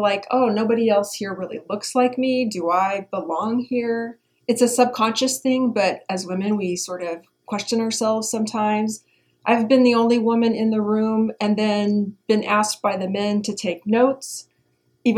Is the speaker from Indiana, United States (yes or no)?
yes; Indiana, United States; So I'm from Indiana. I'm from the Midwest, and I grew up playing all kinds of sports